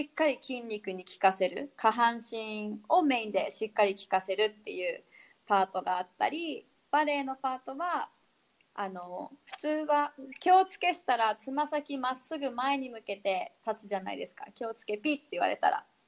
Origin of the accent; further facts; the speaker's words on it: Abashiri, Hokkaido, Japan; moved away as an adult; also born or lived in Okinawa; now in Itoman, Japan; 出身はえっ、ー、と網走北海道網走市っていうところが地域が出身なんで